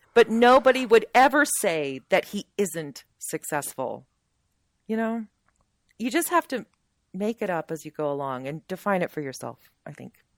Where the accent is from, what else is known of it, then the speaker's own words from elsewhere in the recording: Sterling, United States; moved away as an adult; we moved back to where I grew up here in Sterling